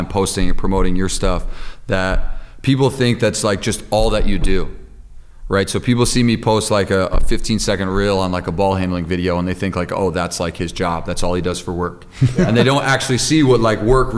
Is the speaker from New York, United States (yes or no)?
yes; Pine Plains, New York, United States; playing high school basketball in Pine Plains